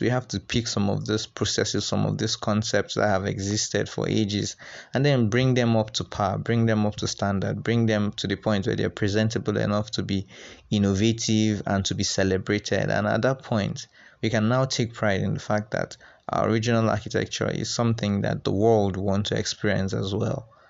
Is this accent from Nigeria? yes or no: yes; Nigeria; us as young Nigerian architects